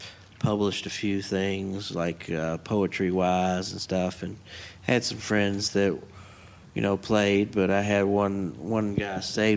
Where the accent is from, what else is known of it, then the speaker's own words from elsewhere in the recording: Bullitt County, Kentucky, United States; moved away as an adult; now in Elizabethtown, United States; I'm originally from Bullitt County. I moved out to E-Town a few years ago.